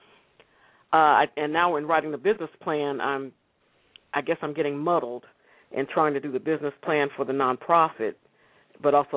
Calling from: Austin, Texas, United States; I'm calling from Austin, Texas.

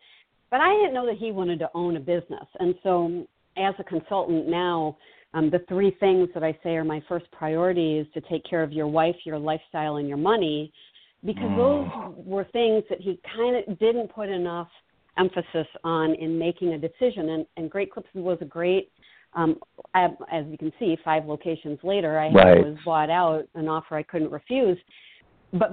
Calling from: Milton, Wisconsin, United States; So right now I am looking out, I'm in Milton, Wisconsin, looking over a beautiful lake with pelicans and eagles flying by.

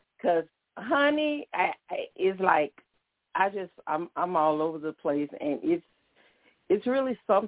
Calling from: Baton Rouge, Louisiana, United States; From Baton Rouge.

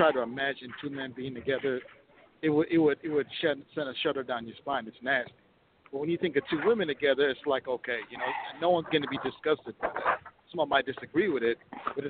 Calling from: Minneapolis, Minnesota, United States; I'm calling from Minneapolis

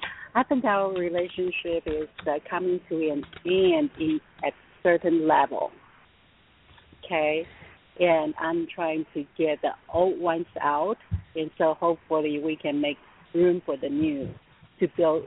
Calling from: California, United States; From the San Francisco Bay Area.

